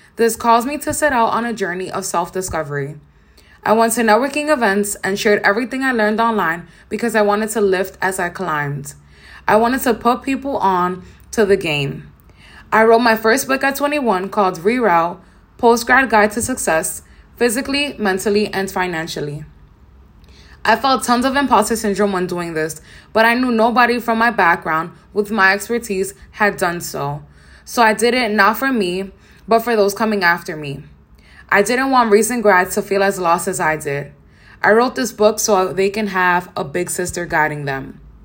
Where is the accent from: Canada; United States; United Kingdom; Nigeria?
United States; New York City, New York; I grew up in Nature Projects in downtown Brooklyn with my mom